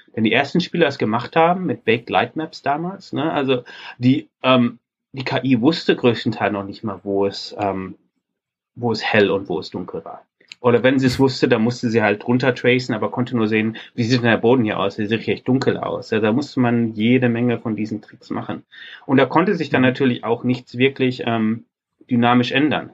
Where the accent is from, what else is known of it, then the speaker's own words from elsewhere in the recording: Ruhr area, North Rhine-Westphalia, Germany; Ich übrigens als Ruhrpottler